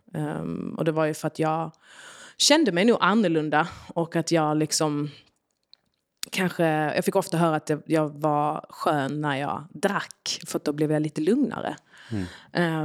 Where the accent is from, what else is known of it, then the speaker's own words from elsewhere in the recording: Arlöv, Skåne, Sweden; also born or lived in Yugoslavia; Så jag är uppväxt i Arlöv utanför Malmö i en liten familj.